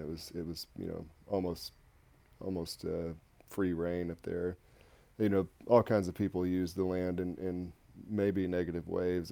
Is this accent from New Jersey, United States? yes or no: no; Northeast Texas, United States; now in Austin, United States; I'm a born and raised Texan also, but I grew up in Northeast Texas, so a little ways away from Austin